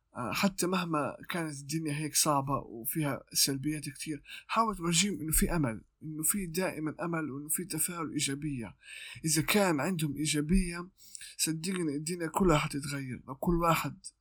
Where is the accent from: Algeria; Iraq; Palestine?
Palestine; Gaza, Gaza Strip; عندنا في غزة